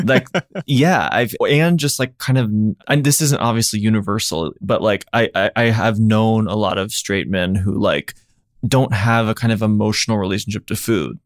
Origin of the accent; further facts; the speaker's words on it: Nashville, Tennessee, United States; I grew up in Nashville